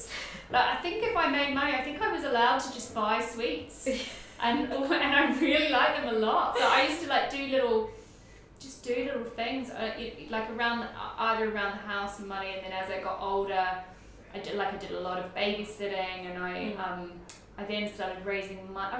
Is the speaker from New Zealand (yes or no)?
yes; New Zealand; this was quite a big deal because I'm from New Zealand, so to go from New Zealand to Germany is like very far.